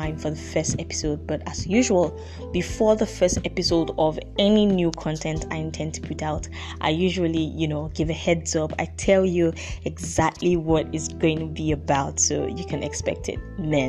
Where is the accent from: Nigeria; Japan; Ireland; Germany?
Nigeria; I'm from Nigeria, by the way, in case you don't know. Yes, I'm African. I'm from Nigeria.